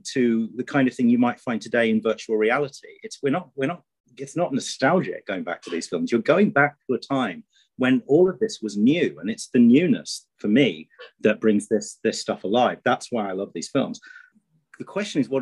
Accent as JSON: {"language": "English", "town": "Grimsby", "region": "Yorkshire and the Humber", "country": "United Kingdom", "tie": "born or raised there", "said": "I grew up in Grimsby on the northeast coast of England"}